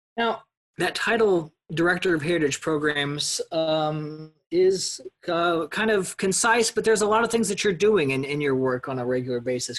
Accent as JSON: {"language": "English", "region": "Missouri", "country": "United States", "tie": "born or raised there", "said": "I grew up in Cole County, which is part of the corridor"}